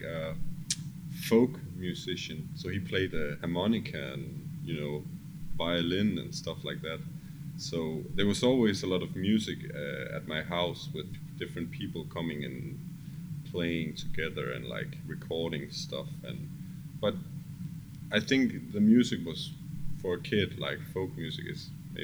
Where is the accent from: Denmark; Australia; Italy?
Denmark; Copenhagen, Capital Region of Denmark; We are from Copenhagen in Denmark, where we have our studio and where we work